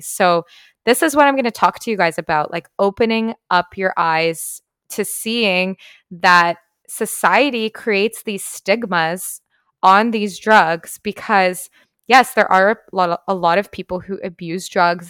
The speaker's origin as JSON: {"language": "English", "country": "Canada", "tie": "born or raised there", "moved": "as an adult", "said": "I was, like, a teenager growing up in Canada"}